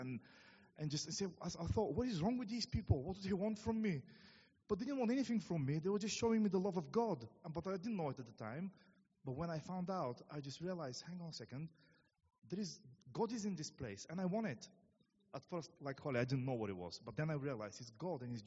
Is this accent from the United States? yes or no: no; Bulgaria; moved away as an adult; now in England; for those of you who wonder what my accent is, I'm from Bulgaria. I came nearly 9 years ago now to England.